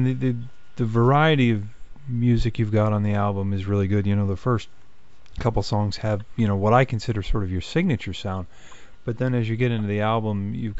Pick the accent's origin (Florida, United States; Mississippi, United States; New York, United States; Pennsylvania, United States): Pennsylvania, United States; Pittsburgh; You guys, obviously from my hometown of Pittsburgh